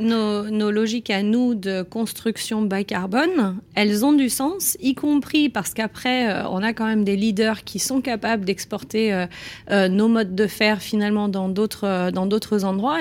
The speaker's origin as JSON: {"language": "French", "country": "France", "said": "chez nous en France"}